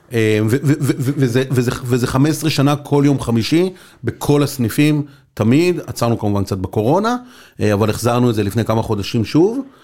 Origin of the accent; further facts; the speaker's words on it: Be'erot Yitzhak, Central District, Israel; moved away as an adult; also born or lived in Beersheba; גדלתי בקיבוץ ברות יצחק, בקיבוץ דתי, ליד פתח תקווה